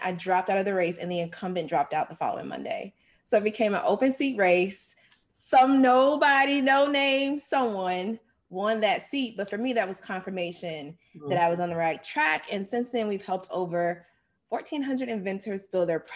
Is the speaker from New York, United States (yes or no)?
no; Jacksonville, Florida, United States; I'm from Jacksonville, Florida.